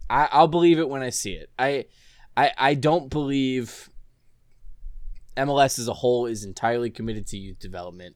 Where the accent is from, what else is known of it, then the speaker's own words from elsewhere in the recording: Orlando, Florida, United States; I grew up here in Orlando